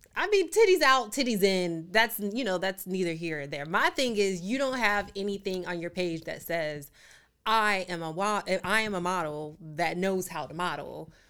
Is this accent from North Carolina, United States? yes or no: yes; Raleigh, North Carolina, United States; I'm from Raleigh, North Carolina